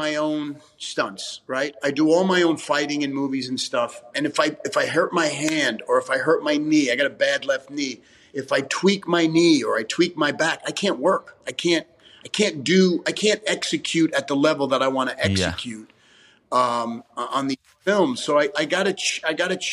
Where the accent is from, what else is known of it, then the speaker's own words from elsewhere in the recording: New York, United States; Growing up in Italian New York family